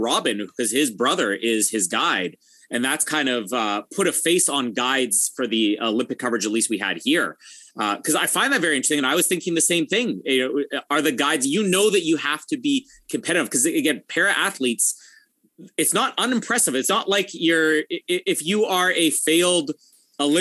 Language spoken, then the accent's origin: English; Canada; I'm Canadian.